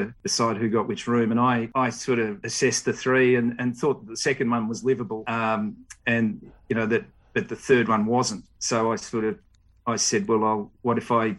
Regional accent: Melbourne, Victoria, Australia; moved away as an adult; now in Dubai, United Arab Emirates; I grew up in Vermont, out in the eastern suburbs

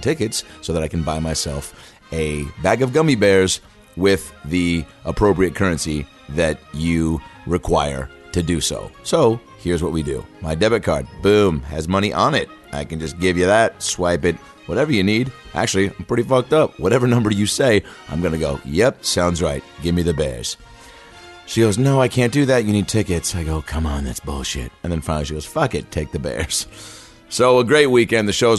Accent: Seattle, Washington, United States; I'm from Seattle

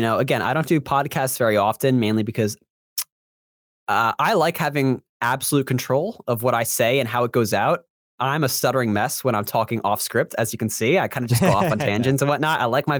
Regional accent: Florida, United States; Again, I'm from Central Florida, so we have a major hurricane coming as of this recording.

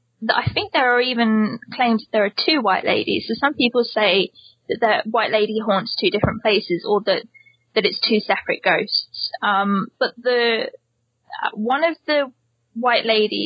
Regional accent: Hilperton, South West England, United Kingdom; I grew up in the British countryside, though, in a village, which is called Hilperton.

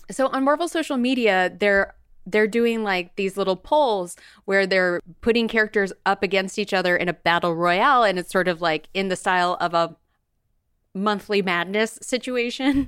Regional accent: Bakersfield, California, United States; I'm from Bakersfield, California

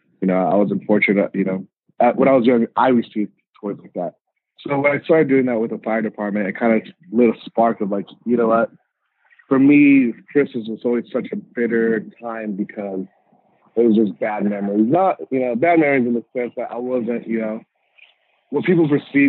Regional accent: Riverside, California, United States; also born or lived in Montebello, California / Mexico; I grew up in Riverside

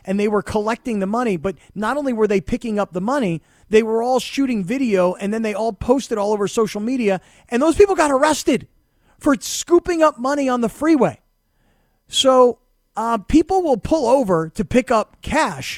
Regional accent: South Florida, United States; moved away; also born or lived in Pittsburgh; I grew up in South Florida where I got really soft, and then I went to Pittsburgh

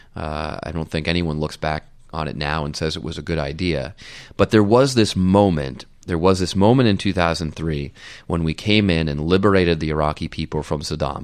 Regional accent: United States; as an American

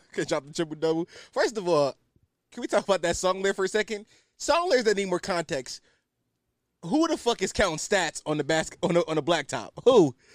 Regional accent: Philadelphia, Pennsylvania, United States; I'm culturally Muslim 'cause I'm from Philly

